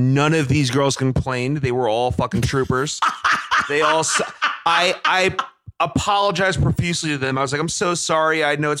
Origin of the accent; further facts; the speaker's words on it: United States; I'm American.